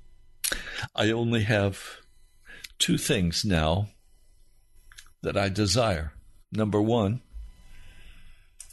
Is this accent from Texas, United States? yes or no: no; Denver, Colorado, United States; I was born in Denver, Colorado